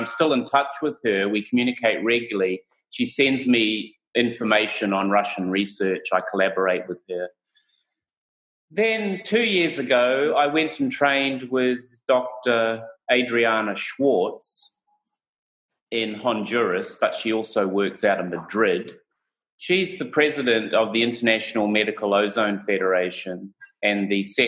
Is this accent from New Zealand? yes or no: yes; New Zealand; also born or lived in Portland, Oregon, United States / Hawaii, United States; I'm a New Zealander